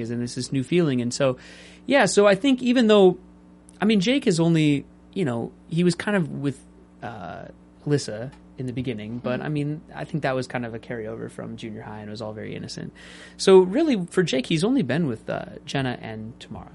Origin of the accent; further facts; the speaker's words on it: Seattle, Washington, United States; I was raised in Seattle